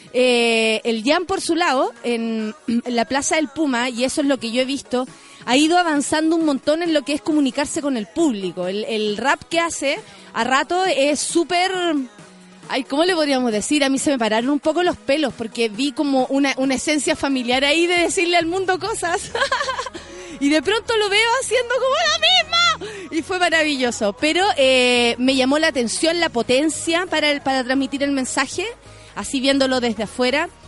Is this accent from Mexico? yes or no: no; Chile; como ciudadana chilena